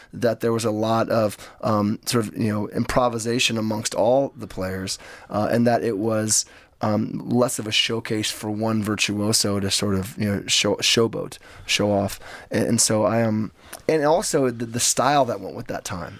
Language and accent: English; Los Angeles, California, United States; what it was like for me to grow up in Hollywood